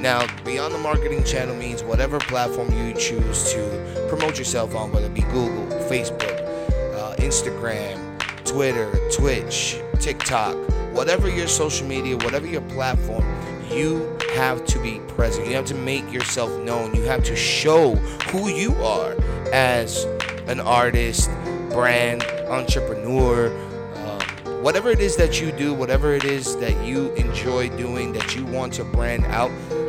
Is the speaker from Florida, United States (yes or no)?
yes; Tampa, Florida, United States; also born or lived in New York City; I got to give a shout out to my hometown right now, Tampa. Ayo, Tampa, what up? I got to go ahead and shout out my hometown, my birth city, New York City.